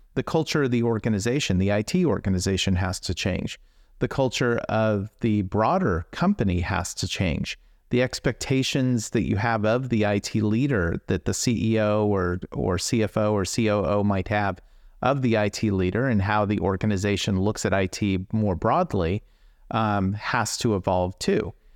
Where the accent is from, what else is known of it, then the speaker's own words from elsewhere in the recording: Silicon Valley, California, United States; growing up in Silicon Valley